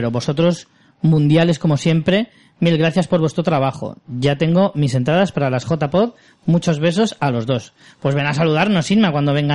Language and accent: Spanish; Extremadura, Spain; Soy extremeña hasta las trancas y me ha hecho mucha ilusión ver Cáceres